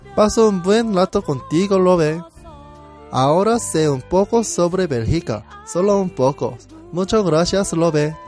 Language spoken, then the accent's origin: Spanish; South Korea; Spanish is a second language; soy coreano